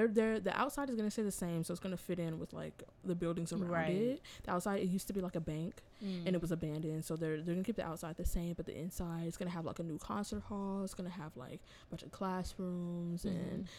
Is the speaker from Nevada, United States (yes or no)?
no; Inglewood, California, United States; I'm also born and raised in Inglewood.